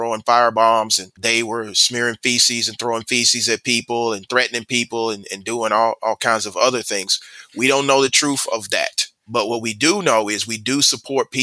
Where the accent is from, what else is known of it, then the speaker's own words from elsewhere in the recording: Atlanta, Georgia, United States; I'm born and raised in Atlanta